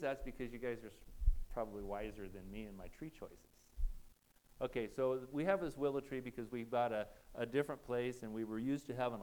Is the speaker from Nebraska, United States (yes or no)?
yes; Nebraska, United States; I'm from Nebraska